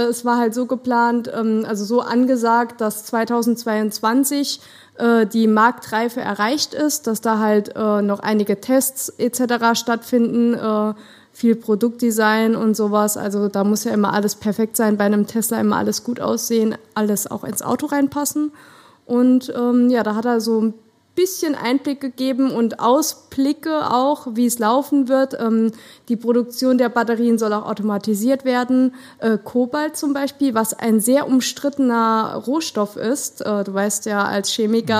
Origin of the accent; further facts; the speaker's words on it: Germany; also born or lived in Saarland; als Deutscher